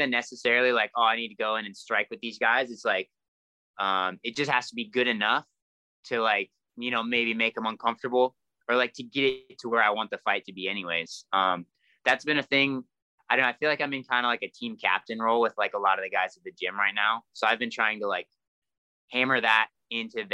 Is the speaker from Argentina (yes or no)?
no; Enumclaw, Washington, United States; Started training the same gym I'm at today in Enumclaw with the same coach